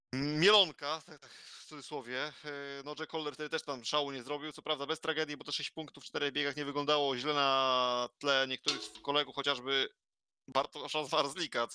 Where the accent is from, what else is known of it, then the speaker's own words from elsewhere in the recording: Zielona Góra, Lubusz Voivodeship, Poland; jestem z Zielonej Góry